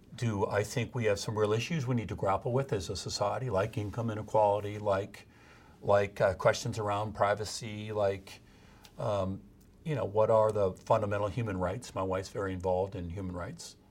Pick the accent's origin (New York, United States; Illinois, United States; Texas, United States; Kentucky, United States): Illinois, United States; Midwest; moved away as an adult; now in California, United States; I'm still a Midwesterner in heart, even though I've been in California for thirty-five years